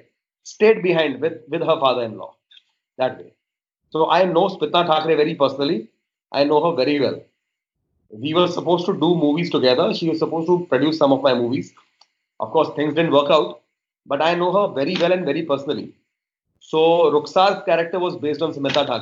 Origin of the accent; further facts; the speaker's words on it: Mumbai, Maharashtra, India; I was born and brought up in Bombay